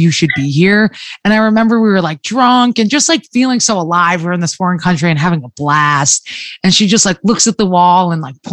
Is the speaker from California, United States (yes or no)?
no; New Jersey, United States; I'm from New Jersey